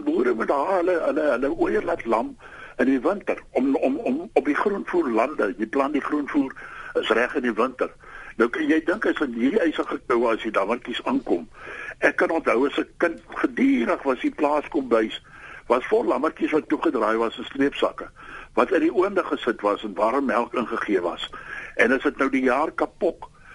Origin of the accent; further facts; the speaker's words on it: South Africa; now in Bloemfontein, South Africa; ek het in Bakkie oos groot geword